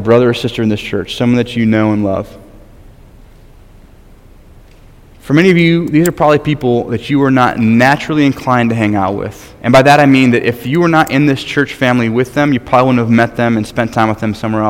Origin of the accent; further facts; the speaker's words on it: Michigan, United States; moved away as an adult; I'm from Michigan, my home state, greatest state in the Union.